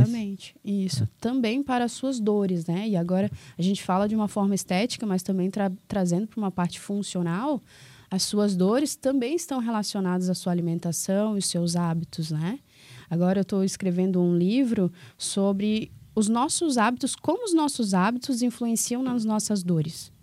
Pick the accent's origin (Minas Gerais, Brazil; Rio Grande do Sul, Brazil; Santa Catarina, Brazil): Santa Catarina, Brazil; Florianópolis; also born or lived in Palmas; now in Governador Celso Ramos, Brazil; sou de Floripa